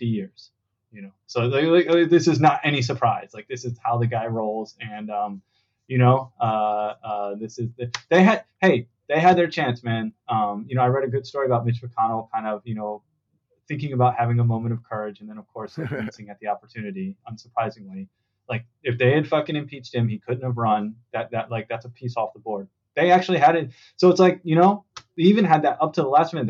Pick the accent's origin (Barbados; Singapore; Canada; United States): United States; East Coast; moved away; I grew up in the East Coast